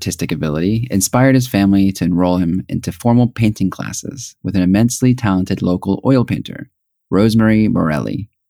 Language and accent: English; Springfield, Missouri, United States; also born or lived in Los Angeles / Columbia, Missouri / St. Louis; Originally born in the heart of Los Angeles to parents who immigrated from Korea, I grew up in Springfield, Missouri from the age of 5.